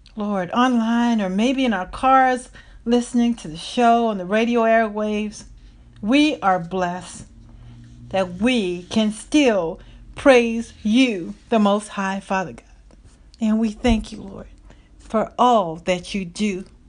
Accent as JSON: {"language": "English", "region": "the South", "country": "United States", "said": "I'm from the South"}